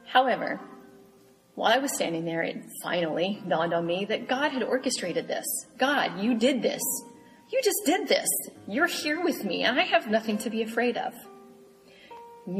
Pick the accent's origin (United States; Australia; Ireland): United States; Marion, Illinois; now in Fort Scott, United States; my hometown of Marion, Illinois